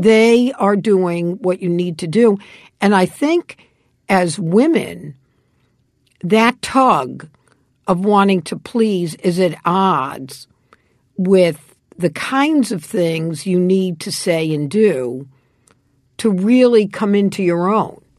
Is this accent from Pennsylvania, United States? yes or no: no; New York City, New York, United States; moved away; I grew up on the Lower East Side